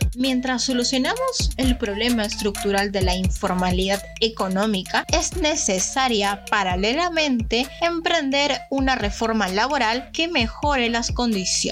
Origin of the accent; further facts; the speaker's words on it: Peru; nuestra identidad como peruano